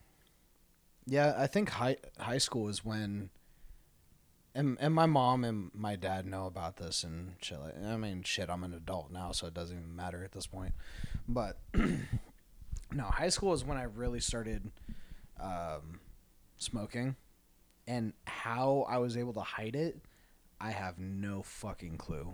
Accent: Tucson, Arizona, United States; growing up in Tucson

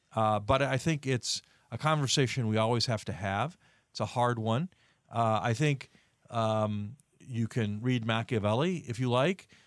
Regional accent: Indiana, United States; Indiana, my home state

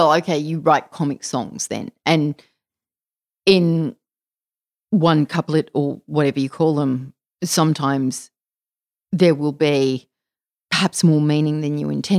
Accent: Mullumbimby, New South Wales, Australia; Yeah, all the men in my family surf too, because I grew up in Mullumbimby.

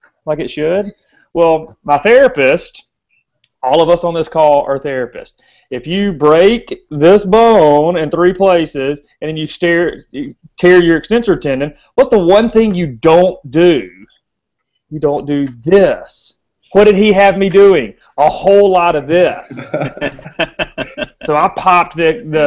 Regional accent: the South, United States; every kid growing up in the South

